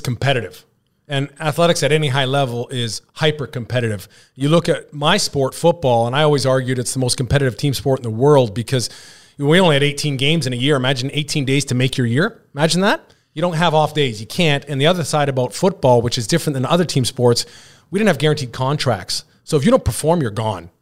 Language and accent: English; British Columbia, Canada; the B C Lions, the C F L, which happened to be my hometown team